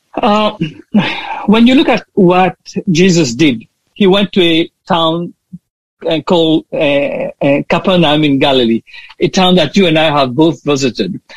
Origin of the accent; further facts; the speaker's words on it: Mauritius; now in Australia; I am from Mauritius